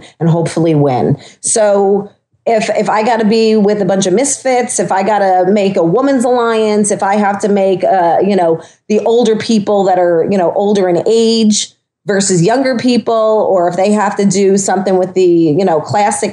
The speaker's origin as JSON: {"language": "English", "area": "Long Island", "region": "New York", "country": "United States", "said": "I'm from Long Island. I'm from an island where there's salt water all over the place"}